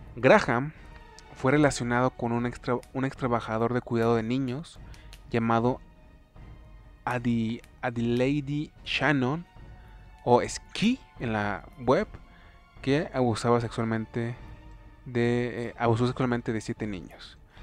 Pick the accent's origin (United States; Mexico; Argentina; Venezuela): Mexico; soy mexa, soy hispano